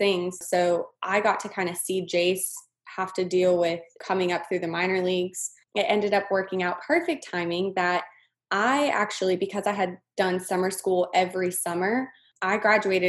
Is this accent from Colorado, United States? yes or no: yes; Colorado, United States; moved away as an adult; also born or lived in Eugene, Oregon; now in Lake Charles, United States; I was born and raised in Colorado